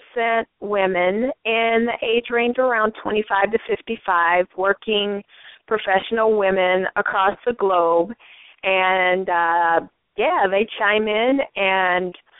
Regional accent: St. Paul, Minnesota, United States; moved away as an adult; now in Los Angeles, United States; I am from the Twin Cities, St. Paul, Minnesota

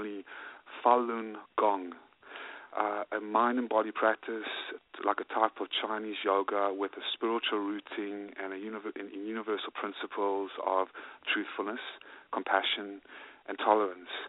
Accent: South Africa; now in United States; Originally from South Africa, and in 1995, I came with my mom and my dad and my sister and my grandmother to form another life

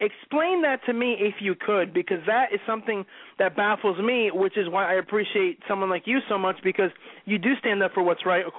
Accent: New Jersey, United States; Unfortunately, we are from the Democratic state of New Jersey.

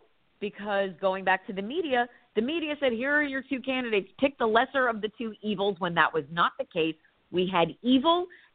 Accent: New Jersey, United States; I grew up in Jersey in the 70s and 80s

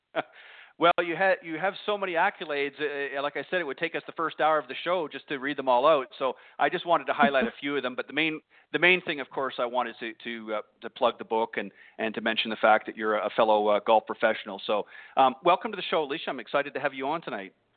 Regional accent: Burlington, Ontario, Canada; moved away; my hometown or home area, if you will, of Burlington, Ontario, Canada

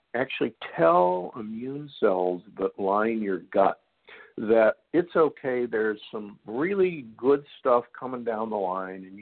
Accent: Midwest, United States; moved away; I grew up in the Midwest

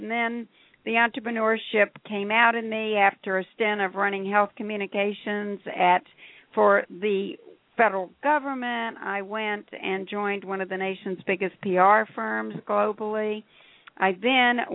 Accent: Atlanta, Georgia, United States; I grew up in Atlanta, Georgia during the Civil Rights Movement

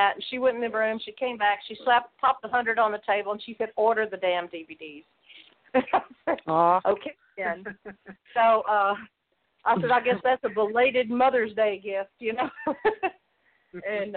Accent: close to Memphis, Mid-South, United States; I grew up in the Mid-South close to Memphis

